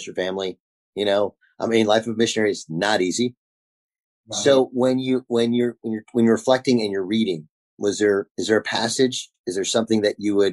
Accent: Orange, California, United States; moved away; also born or lived in Canton, Connecticut; I grew up in Orange, California

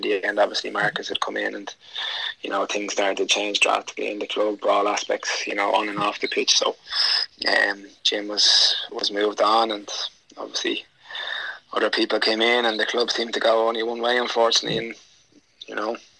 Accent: Dublin, Leinster, Ireland; I grew up in Dublin, and I probably first memory was playing down in my local club, Verona

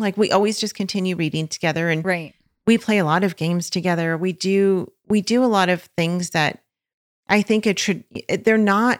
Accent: California, United States; also born or lived in Georgia; You know what's so weird is that we love the beach because we're from California we have always lived near the beach.

